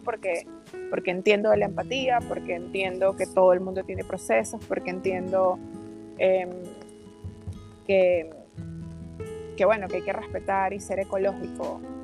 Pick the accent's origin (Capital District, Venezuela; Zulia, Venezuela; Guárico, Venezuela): Capital District, Venezuela; Caracas; also born or lived in Maracaibo, Venezuela; nací en la ciudad de Maracaibo y de pequeñita me fui a Caracas con mis papás. Este, me crié básicamente en Caracas.